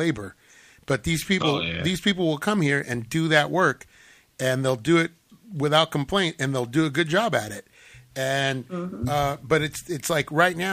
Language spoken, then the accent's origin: English; Whittier, California, United States; my hometown of Whittier